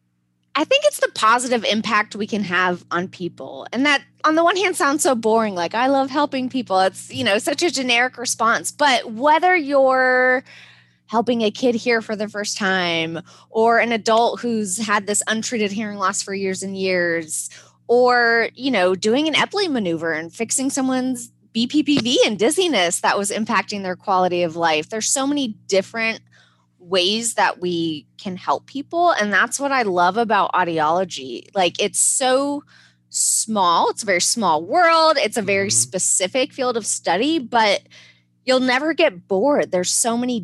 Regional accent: Arizona, United States; now in Durham, United States; I'm not even from North Carolina, but okay. I live in Durham, but I'm from Arizona.

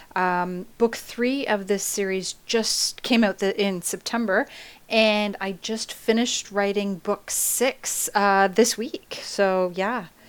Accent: Canada; I'm Canadian

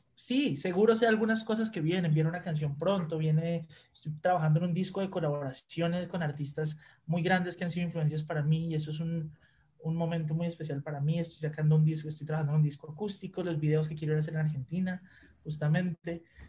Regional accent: Colombia; moved away as an adult; now in Mexico; vengo de Colombia

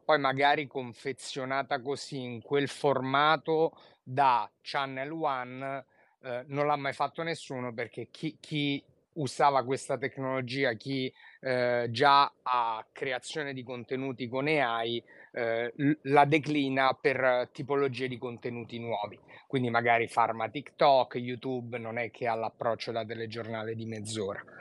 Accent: Rome, Lazio, Italy; da romano

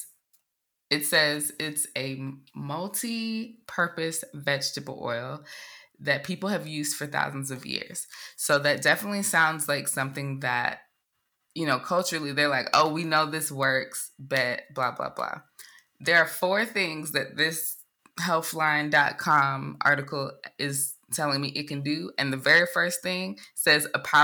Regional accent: Jamaica; as a Jamaican

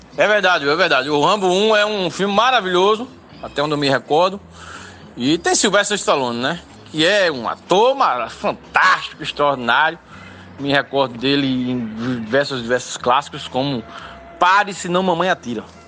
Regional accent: Limoeiro, Pernambuco, Brazil; sou de Limoeiro, no Agreste Setentrional de Pernambuco

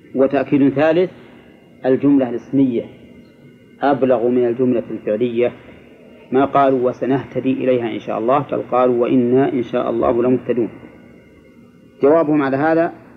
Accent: Egypt; عندنا في مصر

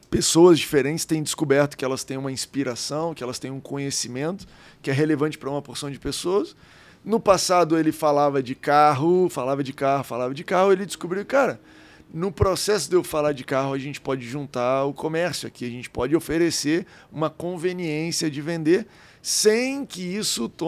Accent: Goiás, Brazil; É, eu vim de Goiás, né?

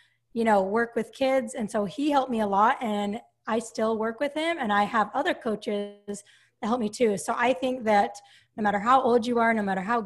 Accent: Salt Lake City, Utah, United States; moved away as an adult; now in Sacramento, United States; I grew up in Salt Lake City, Utah, and I currently live in Sacramento, California

